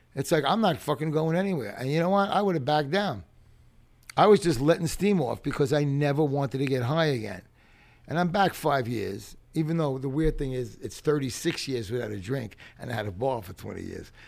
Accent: New York City, New York, United States; I grew up in playgrounds in the Bronx

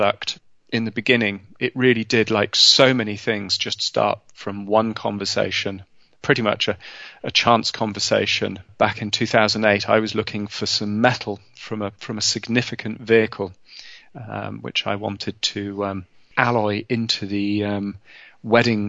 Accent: London, United Kingdom; I was born in London, in England, in the 1970s

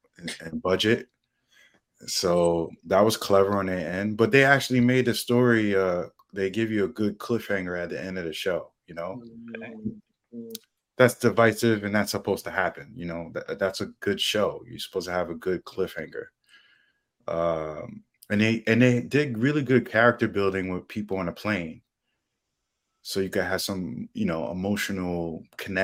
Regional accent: United States; New York, New Jersey area

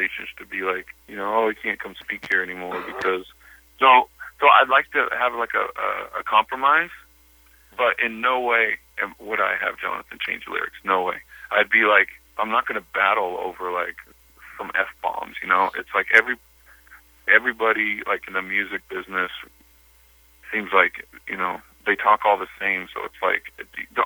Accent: Bakersfield, California, United States; moved away; I love Bakersfield. I grew up in Bakersfield

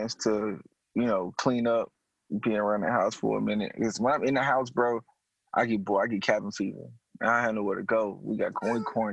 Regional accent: the South, United States; moved away; I'm from the South, man. The South, like, you barefoot all the time

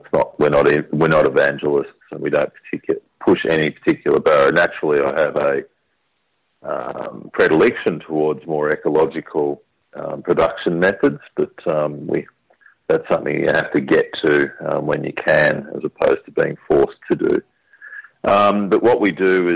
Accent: central Victoria, Australia; I grew up on our fifth-generation farm.

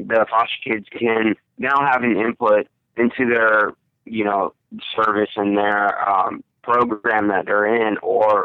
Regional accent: Russia; now in United States; I was originally born and raised in Russia, Kemerovo, Moscow, Russia

